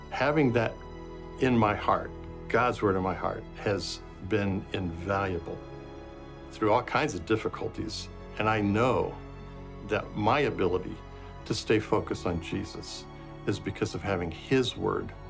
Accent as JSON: {"language": "English", "country": "Brazil", "tie": "born or raised there", "said": "uh, I grew up in Brazil, where my parents were missionaries."}